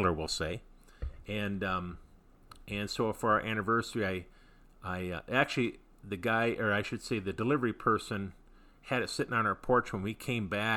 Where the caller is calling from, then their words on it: Michigan, United States; I'm calling from Michigan